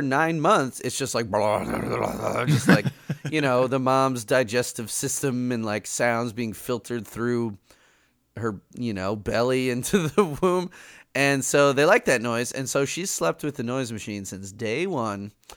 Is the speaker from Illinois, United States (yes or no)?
yes; Chicago, Illinois, United States; they moved to Chicago, and I, I grew up in Chicago